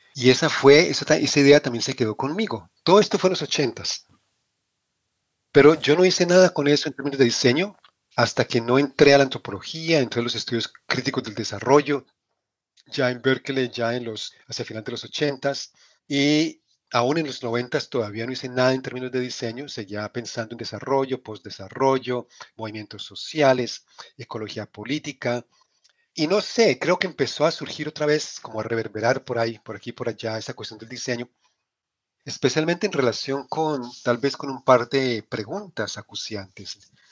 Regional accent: Cali, Valle del Cauca, Colombia; moved away as an adult; also born or lived in Manizales, Colombia; now in United States; nací en Colombia, crecí en Colombia, nací en Manizales, crecí en Cali.

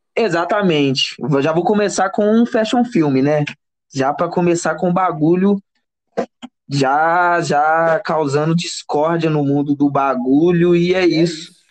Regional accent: Barcarena, Pará, Brazil; also born or lived in Belém / Belo Horizonte; now in Ouro Preto, Brazil; sou do Pará, de Barcarena. Estou é, morando em Ouro Preto já tem uns anos já

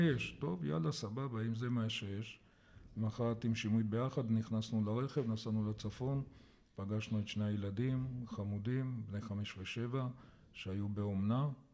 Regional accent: Jerusalem, Jerusalem District, Israel; also born or lived in Kokhav HaShahar; נולדתי בירושלים

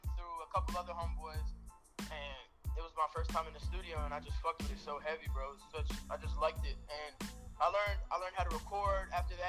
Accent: Arlington, Texas, United States; Yeah, I'm a 17-year-old rapper. I'm from Arlington, Texas, and I'm Albanian. You know, my parents are Albanian

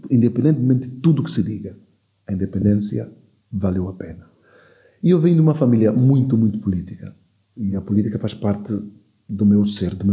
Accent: Equatorial Guinea; born there; os meus pais é que são de lá, eu nasci em Guiné Equatorial.

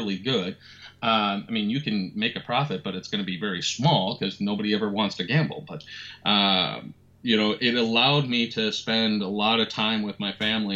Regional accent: Minneapolis, Minnesota, United States; I'm Minneapolis born and raised

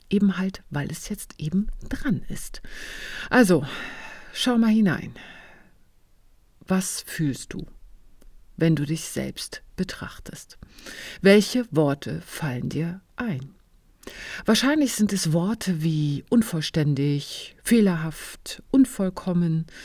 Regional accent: eastern Germany, Germany; Ja, ich bin im Osten Deutschlands aufgewachsen.

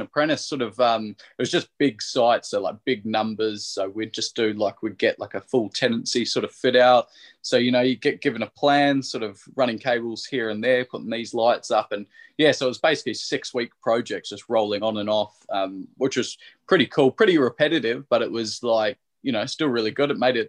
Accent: Sydney, New South Wales, Australia; No, so I'm from Sydney.

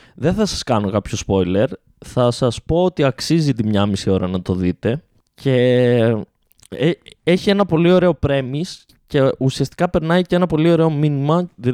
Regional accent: Ioannina, Epirus, Greece; Είμαστε οι παράνοιες από τα Γιάννενα, ε, στα Γιάννενα, επί των Ιωαννίνων

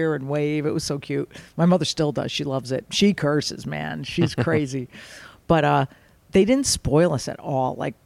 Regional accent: Fairfield, Connecticut, United States; We're Italian, growing up in Fairfield, Connecticut

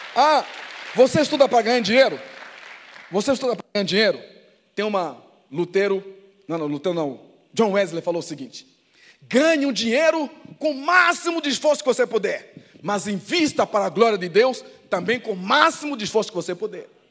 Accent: Angola; now in Brazil

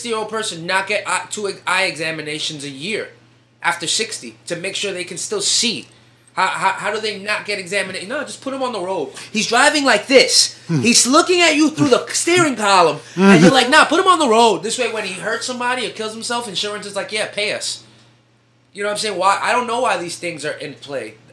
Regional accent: New York City, New York, United States; New Yorkers

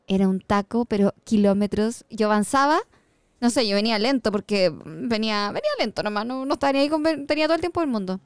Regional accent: Santiago, Santiago Metropolitan Region, Chile; Siempre me quedo en Santiago. Me encanta, yo soy amante de Santiago. Me encanta mi ciudad.

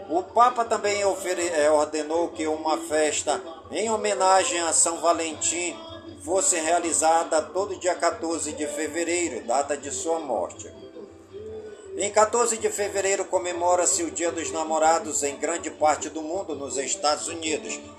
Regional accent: Careiro da Várzea, Amazonas, Brazil; now in Manaus, Brazil; em todas as comunidades do Careiro da Vaz e minha cidade natal

